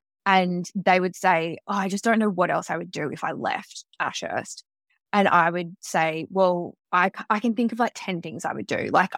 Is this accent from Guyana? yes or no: no; Melbourne, Victoria, Australia; also born or lived in Sydney; now in New York, United States; And prior to that, I was in Sydney for 6 years, but I am originally from Melbourne, so have moved around quite a lot in my life.